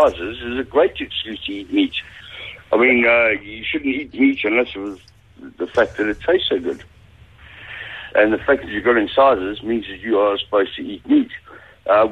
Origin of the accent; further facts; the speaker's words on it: Durban, KwaZulu-Natal, South Africa; accent: South African; moved away; My accent, South African